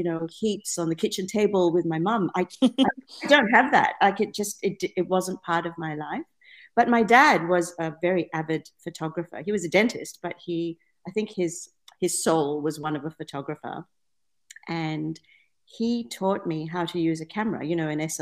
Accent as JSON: {"language": "English", "region": "Penang", "country": "Malaysia", "tie": "born or raised there", "moved": "yes", "lives_now": "Perth, Australia", "said": "I grew up in Penang in Malaysia"}